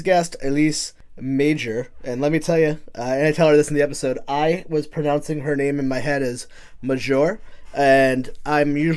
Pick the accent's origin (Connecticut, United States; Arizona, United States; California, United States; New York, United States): Connecticut, United States; moved away as an adult; now in Providence, United States; I grew up in Connecticut